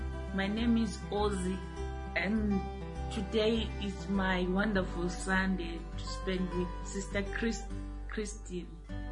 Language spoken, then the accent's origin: English; Zimbabwe; moved away; I'm from Zimbabwe